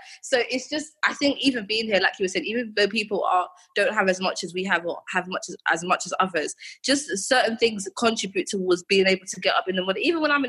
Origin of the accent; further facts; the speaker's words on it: Jamaica; It's weird because, again, when people hear that I'm Jamaican, they're like, oh, you're Jamaican.